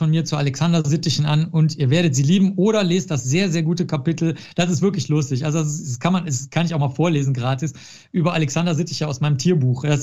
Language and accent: German; Cologne, North Rhine-Westphalia, Germany; das gehört für mich als Kölner dazu